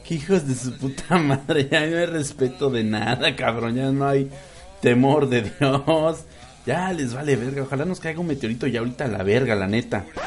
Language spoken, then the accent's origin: Spanish; Mexico; soy un pinche mexicano bien ridículo